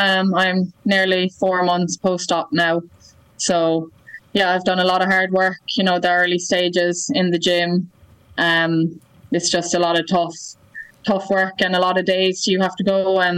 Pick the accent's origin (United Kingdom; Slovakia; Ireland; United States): Ireland; that's hard as an Irish person to be promoting yourself and your own team